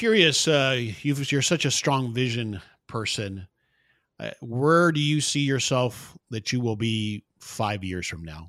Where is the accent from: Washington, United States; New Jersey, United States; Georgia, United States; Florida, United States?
Florida, United States; now in Dallas, United States; yeah, I'm from Florida originally, and we're probably going to be going back that way soon. We're in Dallas now